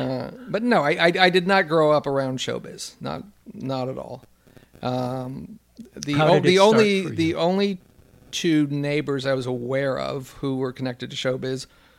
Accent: Los Angeles, California, United States; I grew up in West L.A.

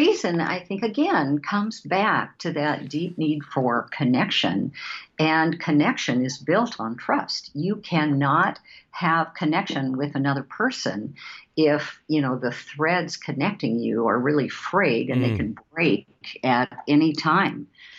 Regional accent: Seattle, Washington, United States; And because we're from Seattle, we would call that the Starbucks model.

